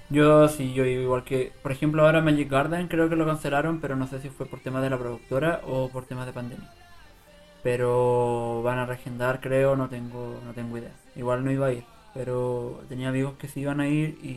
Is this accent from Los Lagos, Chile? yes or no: yes; Osorno, Los Lagos, Chile; born there; Yo nací en Osorno, en Osorno, nací en Río Negro.